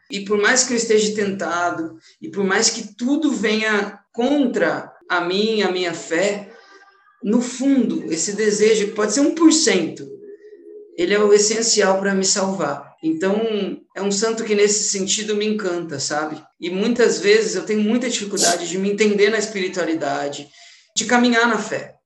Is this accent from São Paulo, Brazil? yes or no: yes; São Bernardo do Campo, São Paulo, Brazil; sou aqui de São Bernardo do Campo